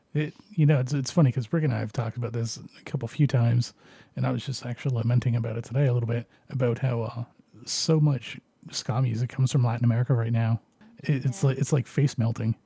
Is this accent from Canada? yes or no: yes; Canada; I'm Canadian